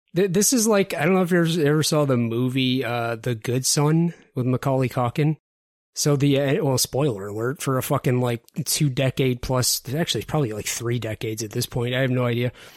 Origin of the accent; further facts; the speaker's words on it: Detroit, Michigan, United States; I'm from the Detroit area